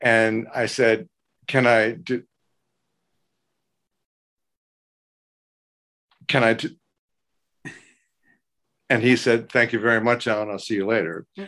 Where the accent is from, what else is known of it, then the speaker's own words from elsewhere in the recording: Baltimore, Maryland, United States; I'm from Baltimore